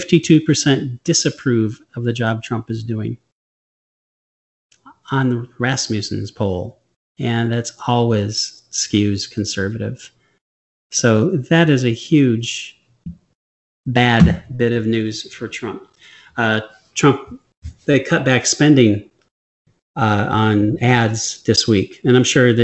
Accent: Michigan, United States; moved away; I grew up in Michigan

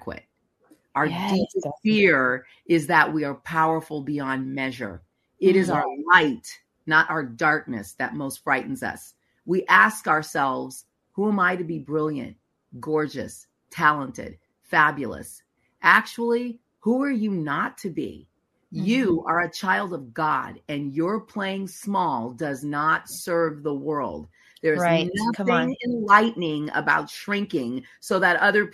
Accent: United States; as an American

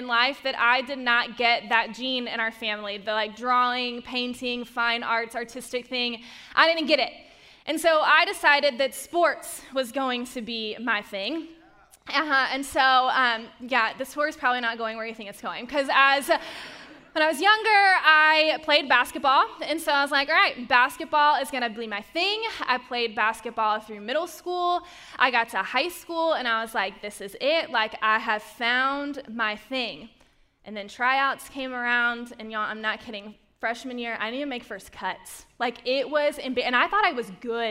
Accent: Charlotte, North Carolina, United States; moved away; my hometown of Charlotte, North Carolina. That is where I grew up

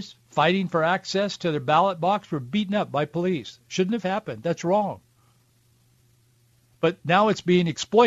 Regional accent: Yakima, Washington, United States; That was just normal for us guys growing up in the Yakima and Yakima Valley.

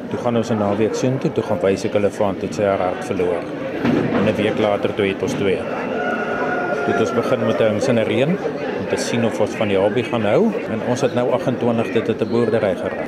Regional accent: Bethal, Mpumalanga, South Africa; now in Riversdale, South Africa; Ek het in Bethal groot geword

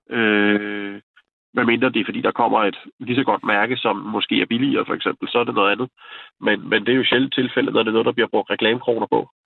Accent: Glostrup, Capital Region of Denmark, Denmark; moved away; jeg kommer oprindeligt fra Glostrup

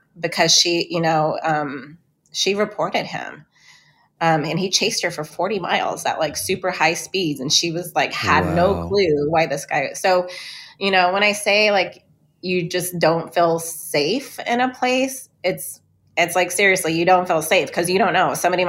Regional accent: Pine Ridge Indian Reservation, South Dakota, United States; moved away; after being away for 20 years, you know, I grew up in Pine Ridge Indian Reservation and then I moved away.

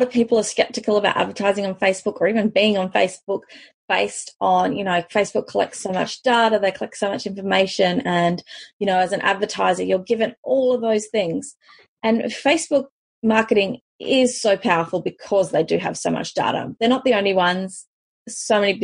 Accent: South Africa; moved away; I'm originally from South Africa

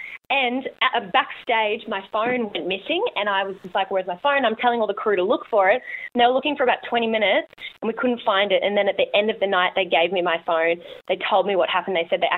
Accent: Robina, Queensland, Australia; Just in Robina.

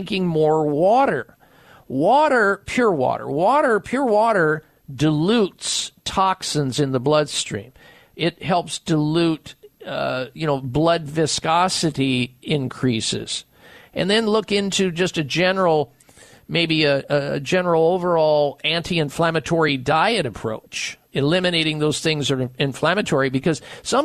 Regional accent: Midwest, United States; now in Arizona, United States; I'm from the Midwest.

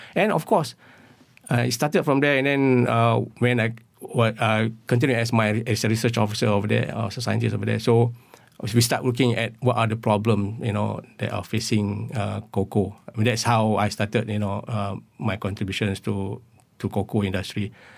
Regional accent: Perlis, Malaysia; where I came from Perlis. And there were a lot of, uh, this, uh, our houses right in middle of Pennyfield

